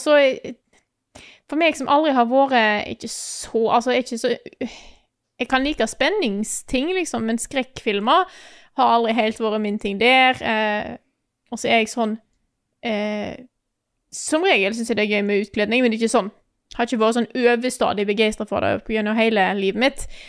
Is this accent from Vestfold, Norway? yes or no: no; Stord, Vestland, Norway; moved away; Jeg har ikke bodd hjemme på Stord på ti år